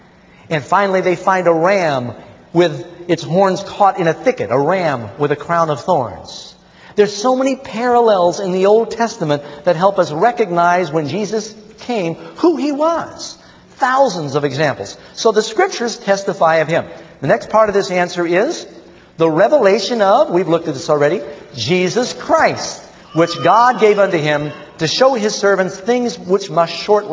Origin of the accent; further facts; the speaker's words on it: New York City, New York, United States; when I grew up here in New York City